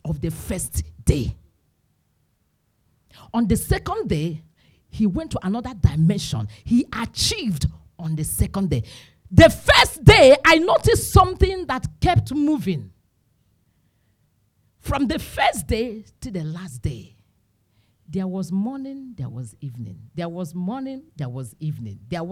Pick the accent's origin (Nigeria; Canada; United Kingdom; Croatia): Nigeria; Imo; I'm from Imo State.